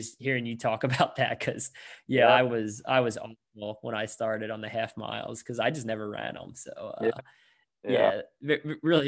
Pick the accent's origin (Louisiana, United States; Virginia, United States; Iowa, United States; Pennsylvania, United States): Pennsylvania, United States; I grew up in Pennsylvania